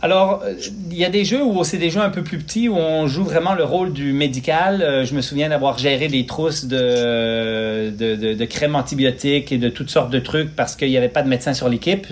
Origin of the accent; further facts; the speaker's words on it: Quebec, Canada; also born or lived in Switzerland; Je suis né en Suisse euh, en 1973, immigré au Lac-Saint-Jean, deux heures au nord de la ville de Québec, au Québec. Et en fin de compte, euh, ben, j'ai grandi sur une ferme là-bas